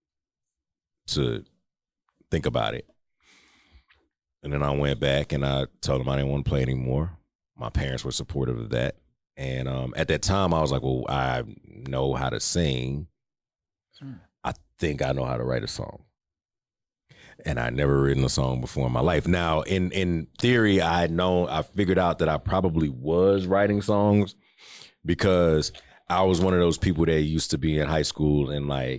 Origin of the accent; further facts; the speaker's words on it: Houston, Texas, United States; I'm from like the Inwood area.